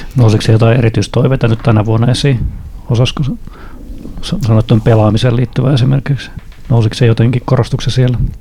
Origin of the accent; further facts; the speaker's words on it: Honkajoki, Satakunta, Finland; mä oon pieneltä paikkakunnalta kotoisin, alle 2000 hengen paikkakunnalta Honköylältä